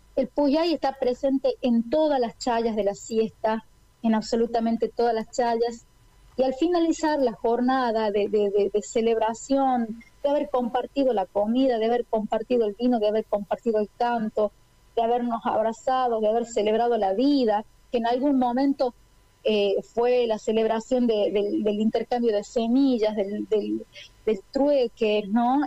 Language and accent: Spanish; La Rioja, Argentina; yo también como riojana